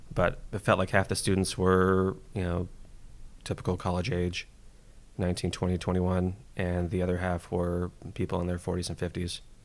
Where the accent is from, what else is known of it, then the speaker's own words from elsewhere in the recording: San Jose, California, United States; now in Pacifica, United States; originally f, uh, from San Jose. Uh, I do live in, uh, Pacifica now, just, uh, south of San Francisco